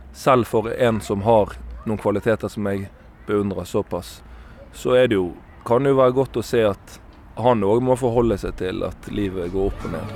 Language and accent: Norwegian; Bergen, Vestland, Norway; Jeg er bergenser sjøl